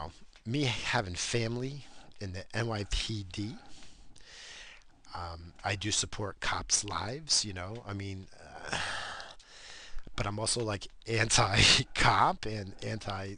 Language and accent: English; United States; I'm fucking American